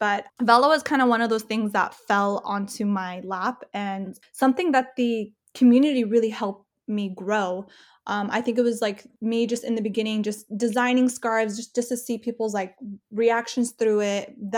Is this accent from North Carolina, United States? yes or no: no; California, United States; I mean, I kind of grew up all over Southern California. So my family kind of always moved. So I never really stayed in one specific city. So I would go from like Inland Empire. For a while, we lived in LA. For a while, we lived in Orange County.